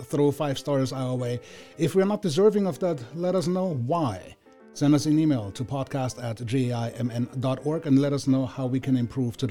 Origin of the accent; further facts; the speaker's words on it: Vienna, Austria; moved away as an adult; also born or lived in Villach, Austria; now in United States; I grew up in Vienna, I am born and bred Viennese